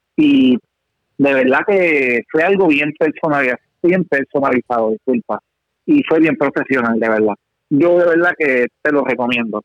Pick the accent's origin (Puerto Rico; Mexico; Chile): Puerto Rico; a mi gente, a mi pueblo, a mi nación, Puerto Rico